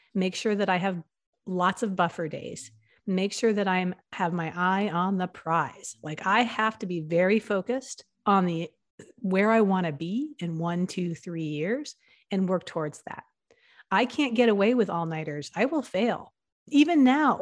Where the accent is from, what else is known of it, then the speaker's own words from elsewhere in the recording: New York and New Haven, Connecticut, East Coast, United States; also born or lived in Philadelphia, Pennsylvania; I grew up in the East Coast, and I grew up in New York and in New Haven, Connecticut, and, um, and in, I was born in Philadelphia, in Pennsylvania